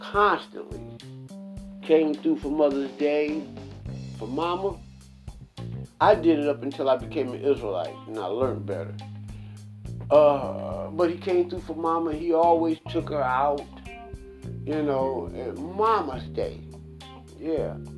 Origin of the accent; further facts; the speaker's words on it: United States; I am an American.